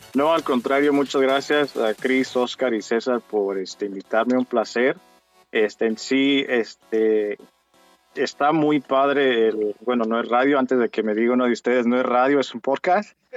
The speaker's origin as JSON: {"language": "Spanish", "country": "Mexico", "tie": "born or raised there", "moved": "yes", "said": "a mi niñez cuando yo vivía en México"}